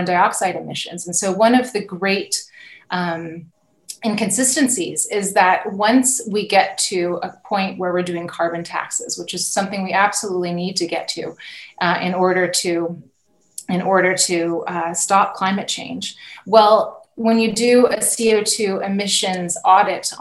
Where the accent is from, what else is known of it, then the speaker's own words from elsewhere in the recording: Napa Valley, California, United States; moved away as an adult; now in Burgundy, France; I'm a California native, and I grew up in the Napa Valley and on the property that my grandparents bought